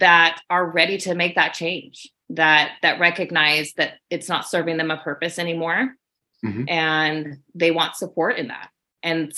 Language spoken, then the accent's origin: English; Alaska, United States; I'm from Alaska.